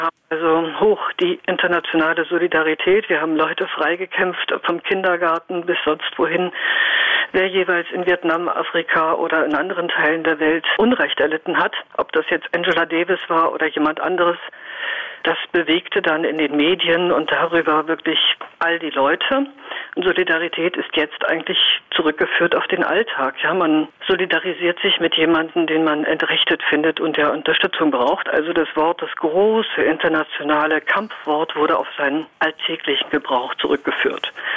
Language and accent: German; Northern Germany, Germany; Ich komme aus dem Norden